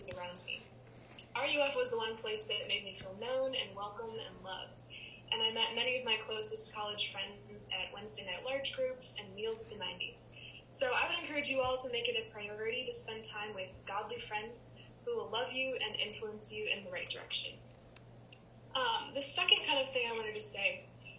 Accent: Wisconsin, United States; moved away as an adult; also born or lived in Lexington; I am from Wisconsin, that's where I am now

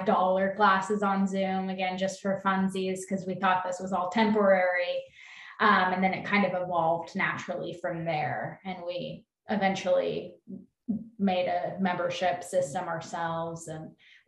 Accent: Kansas, United States; moved away as an adult; also born or lived in Phoenix; I'm living in Kansas now. This is my home state, not my hometown

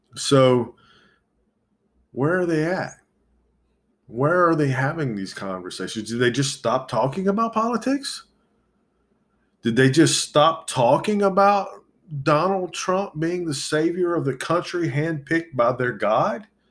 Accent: United States; I was born in this country. This, I, I'm as American as anybody

